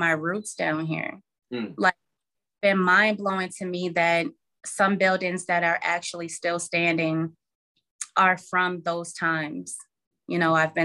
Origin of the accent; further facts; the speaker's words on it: Albany, New York, United States; moved away as an adult; now in Charlotte, United States; born and raised in Albany, New York, never left until last year.